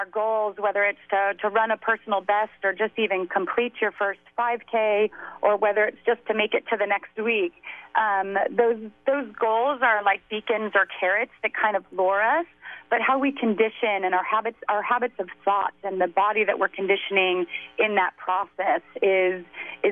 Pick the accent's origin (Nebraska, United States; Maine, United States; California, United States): California, United States; also born or lived in Waltham, Massachusetts; I was raised in California.